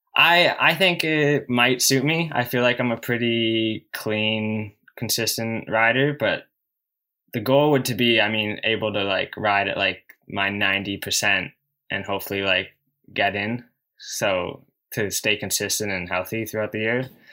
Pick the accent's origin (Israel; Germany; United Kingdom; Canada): Canada; in my home country